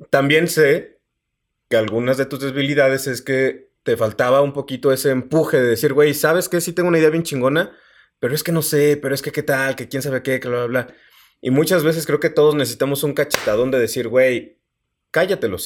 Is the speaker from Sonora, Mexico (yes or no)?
no; San Luis Potosí, Mexico; Yo soy de San Luis Potosí.